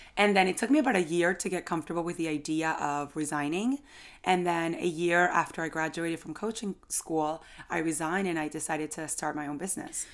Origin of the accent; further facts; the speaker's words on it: Venezuela; moved away as an adult; now in New York, United States; so I've lived in New York for about eight years, but I was born in Venezuela